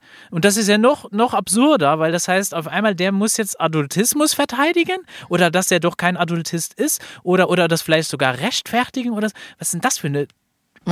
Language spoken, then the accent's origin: German; Luxembourg; ich bin aus Luxemburg.